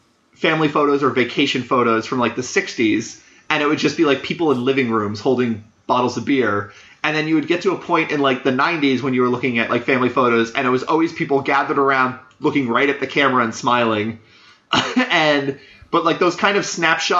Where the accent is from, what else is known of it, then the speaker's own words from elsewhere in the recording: Texas, United States; I grew up mostly in Texas